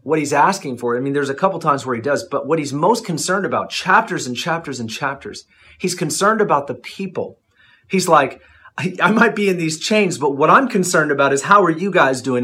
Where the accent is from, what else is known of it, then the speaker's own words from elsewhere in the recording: United States; I'm I'm an American.